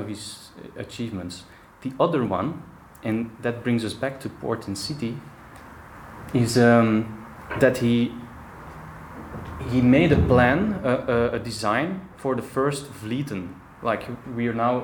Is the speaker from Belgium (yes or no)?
yes; Antwerp, Flanders, Belgium; I grew up in Antwerp